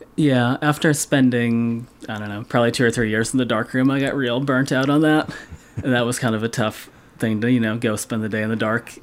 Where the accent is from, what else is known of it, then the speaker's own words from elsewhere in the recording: Massachusetts, United States; I'm a lifetime Massachusetts guy